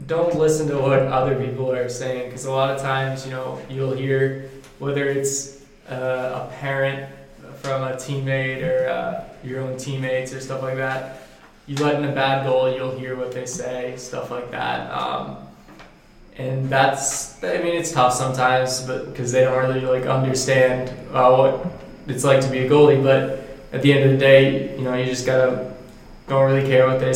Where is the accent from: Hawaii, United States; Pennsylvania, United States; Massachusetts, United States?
Massachusetts, United States; I'm from Massachusetts